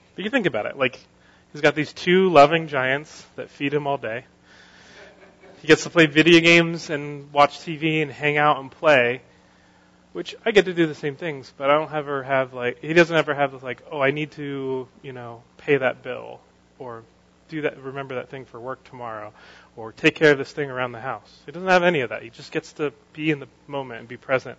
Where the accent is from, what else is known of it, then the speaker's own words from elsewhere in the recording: United States; something I want as an American.